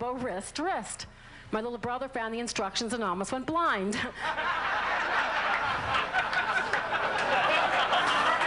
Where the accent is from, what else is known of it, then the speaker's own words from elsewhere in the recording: New Orleans, Louisiana, United States; accent: southern; I'm from New Orleans